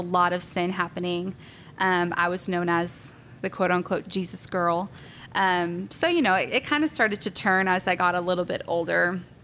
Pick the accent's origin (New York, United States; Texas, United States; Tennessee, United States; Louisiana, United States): Texas, United States; Salina; also born or lived in Pennsylvania; I am from Salina, Texas. Um, I grew up, I pretty much grew up there. We, I was actually born in Pennsylvania